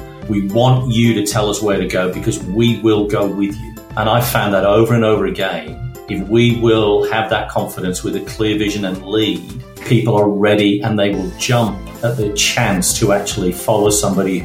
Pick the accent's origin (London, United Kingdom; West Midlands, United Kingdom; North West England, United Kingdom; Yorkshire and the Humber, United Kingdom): North West England, United Kingdom; Manchester; now in Perth, Australia; I grew up in Manchester in northern England, and I would go to school in the dark and come home in the dark